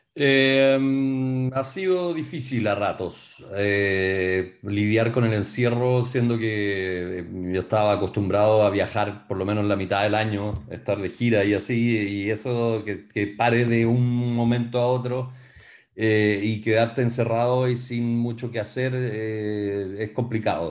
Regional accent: Chile; moved away; para mí como chileno

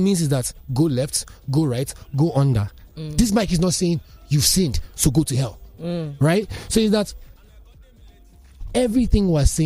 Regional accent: Nigeria; a Nigerian man growing up in, you know, in this country in the last 30 plus years

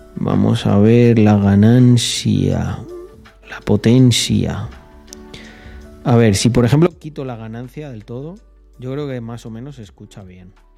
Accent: Almendralejo, Extremadura, Spain; also born or lived in Salamanca; now in Andorra; Yo, aquí donde me veis, en Andorra, vengo de un pueblecito llamado Almendralejo

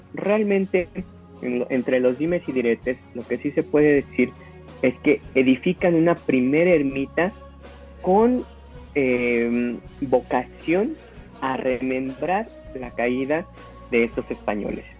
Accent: Mexico; nosotros venimos, o, el actual México, viene de esa herencia criolla

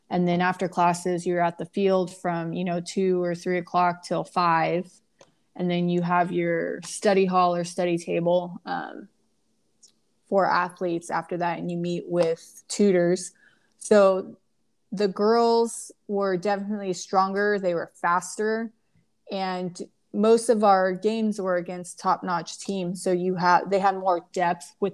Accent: California, United States; It had a lot of um, good memories from Orange, growing up in Orange County.

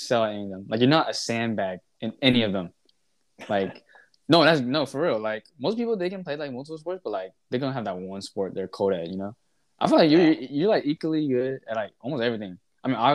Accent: New Orleans, Louisiana, United States; also born or lived in Houston; I'm from New Orleans. I'm from New Orleans

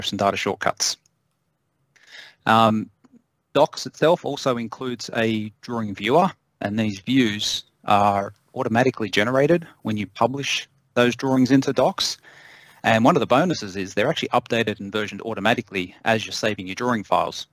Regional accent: Australia; moved away as an adult; now in United States; originally, I'm born and bred in Australia.

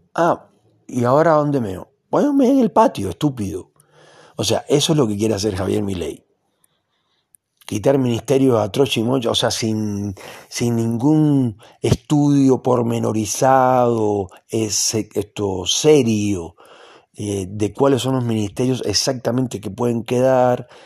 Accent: Cuba; now in Argentina; yo conozco muy bien Cuba, porque es el país donde yo nací

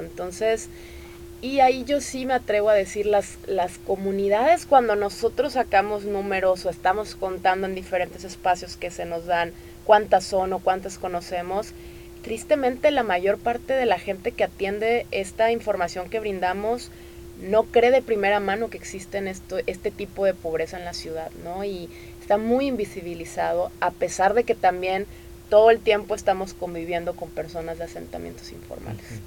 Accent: Tamaulipas, Mexico; moved away as an adult; now in Nuevo León, Mexico; yo que soy de Tamaulipas y tengo acá ya 13 años

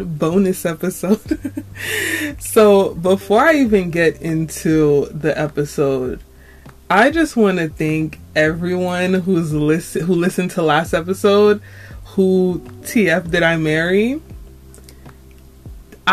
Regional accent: New York, United States; I'm from New York. I'm a New Yorker.

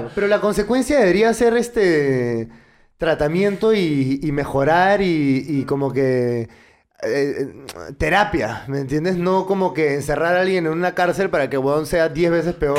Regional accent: Peru

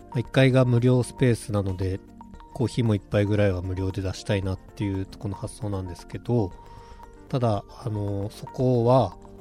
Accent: Mito, Ibaraki, Japan; also born or lived in Utsunomiya; now in Hitachi, Japan; 出身は水戸の川端

